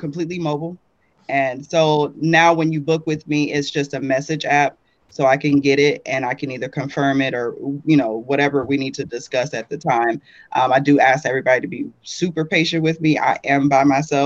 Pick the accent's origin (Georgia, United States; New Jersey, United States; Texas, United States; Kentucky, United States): Georgia, United States; Atlanta; moved away as an adult; also born or lived in California; I was raised in Atlanta